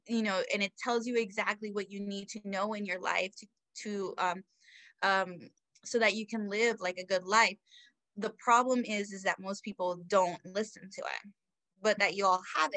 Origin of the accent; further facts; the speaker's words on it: South Florida, United States; now in Central Florida, United States; I am originally from South Florida. I'm now in Central Florida, although I moved around a little bit, but I'm back